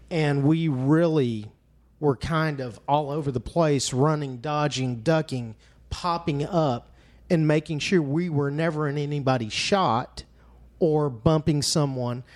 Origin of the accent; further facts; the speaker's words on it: Fort Worth, Texas, United States; as a young kid growing up in Cowtown